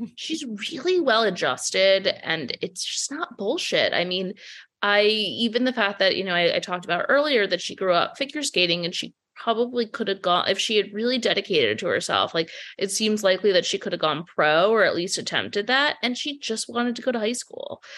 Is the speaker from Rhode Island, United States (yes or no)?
yes; Providence, Rhode Island, United States; now in New York, United States; I grew up in Providence, Rhode Island